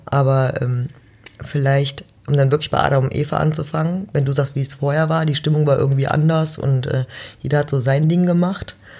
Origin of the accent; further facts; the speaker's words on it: Mönchengladbach, North Rhine-Westphalia, Germany; Jetzt komme ich ja auch aus Mönchengladbach